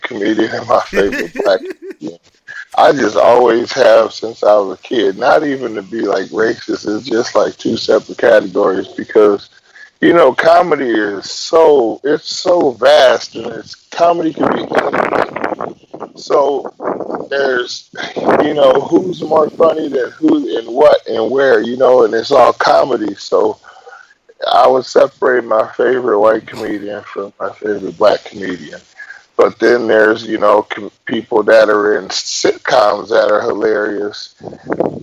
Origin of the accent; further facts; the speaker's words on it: Milwaukee, Wisconsin, United States; moved away as an adult; now in Arizona, United States; I'm from Milwaukee, Wisconsin. I lived there for about 38, 39 years. But now I live out in Arizona.